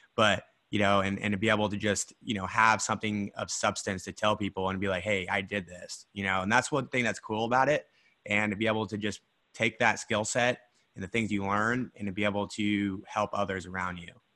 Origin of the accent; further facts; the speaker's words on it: Idaho, United States; now in Scottsdale, United States; I'm from Idaho.